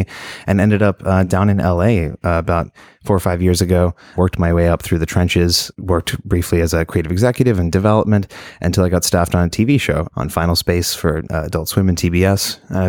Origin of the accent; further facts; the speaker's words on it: Shepparton, Victoria, Australia; accent: Australian; Yeah, so I am originally from Australia, even though you might not hear it in my accent anymore. It's kind of disappeared, but it comes back when I'm around other Australians or I'm very drunk.